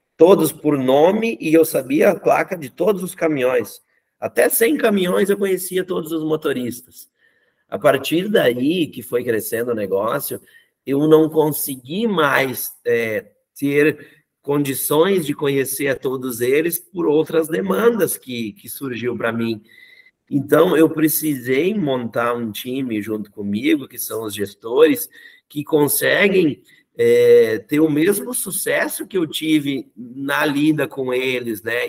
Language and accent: Portuguese; interior of Rio Grande do Sul, Brazil; moved away as an adult; also born or lived in Canoas / São Paulo; Eu sou do interior do Rio Grande do Sul